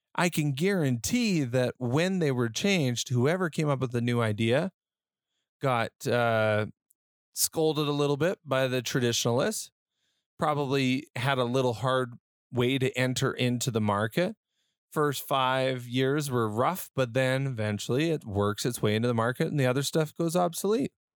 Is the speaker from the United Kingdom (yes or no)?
no; Western Canada, Canada; born or raised there